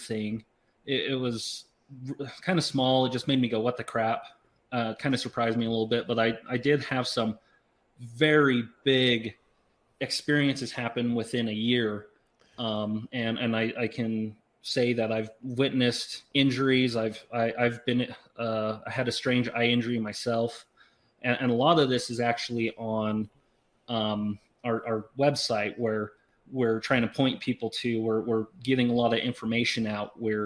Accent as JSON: {"language": "English", "region": "Southeast Idaho", "country": "United States", "tie": "born or raised there", "said": "originally from Southeast Idaho, grew up as a farm kid"}